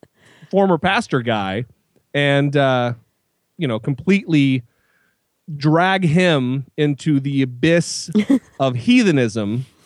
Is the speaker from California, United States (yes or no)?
no; Idaho, United States; That's my home state, baby.